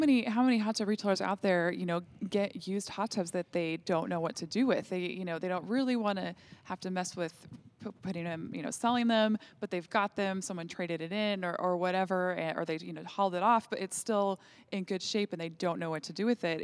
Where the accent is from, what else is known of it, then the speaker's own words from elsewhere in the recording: Williston, North Dakota, United States; In my little town of thirteen thousand people growing up in Williston, North Dakota